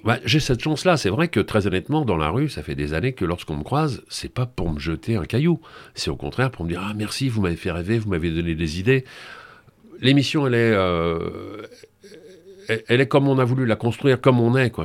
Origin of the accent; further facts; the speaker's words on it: Paris region, Île-de-France, France; moved away; also born or lived in Brittany; je suis né en Bretagne, mais après j'ai vécu mon adolescence et, une grande partie de mon enfance au Muron, en région parisienne